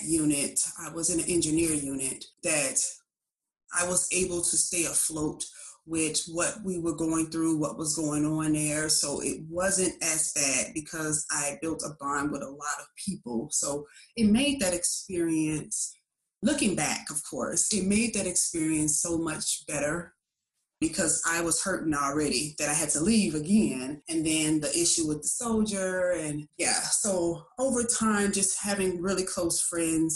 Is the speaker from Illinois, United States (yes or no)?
yes; Chicago, Illinois, United States; moved away as an adult; growing up in Chicago